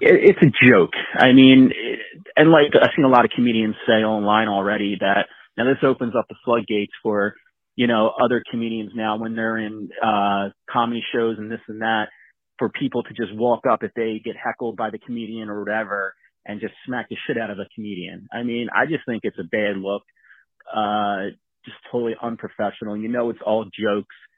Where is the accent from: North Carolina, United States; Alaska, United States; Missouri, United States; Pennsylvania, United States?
Pennsylvania, United States; Philadelphia; I'm a Philly guy. I grew up in Philly